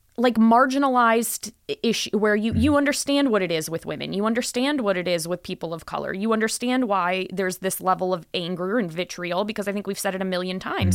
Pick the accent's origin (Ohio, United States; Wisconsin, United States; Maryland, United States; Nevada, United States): Wisconsin, United States; now in Las Vegas, United States; my home state of Wisconsin